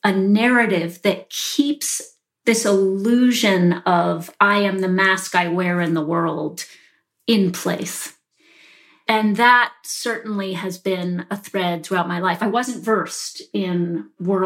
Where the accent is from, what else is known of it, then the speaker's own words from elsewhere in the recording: Charlottesville, Virginia, United States; I grew up in Charlottesville, Virginia, you know, in an upper middle class family.